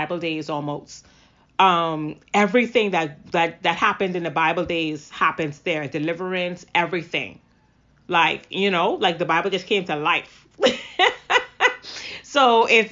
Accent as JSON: {"language": "English", "region": "Grand Bahama", "country": "Bahamas", "moved": "as an adult", "said": "I'm from Grand Bahama. I moved here years back. I think like I was maybe about... it was shortly after high school."}